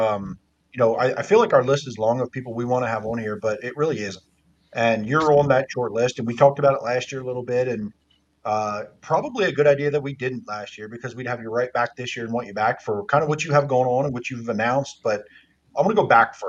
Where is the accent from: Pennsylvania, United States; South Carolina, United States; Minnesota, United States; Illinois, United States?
Pennsylvania, United States; York; I was, you know, a Susquehanna kid. I'm from York, so yep. Susquehanna was up the street for us.